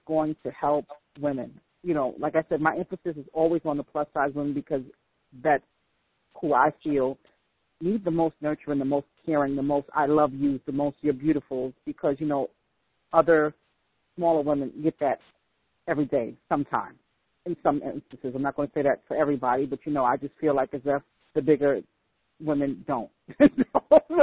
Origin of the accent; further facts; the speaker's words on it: New York, United States; I'm from New York